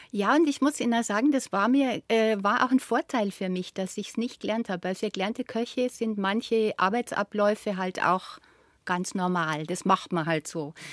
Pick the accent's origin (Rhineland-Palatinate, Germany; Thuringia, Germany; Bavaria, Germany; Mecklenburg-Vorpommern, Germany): Bavaria, Germany; bei uns im Allgäu war ja